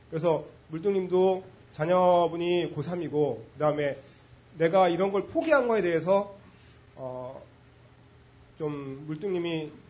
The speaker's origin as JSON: {"language": "Korean", "town": "Gwacheon", "region": "Gyeonggi Province", "country": "South Korea", "said": "경기도 과천에서 왔고요. 40대 초반이고"}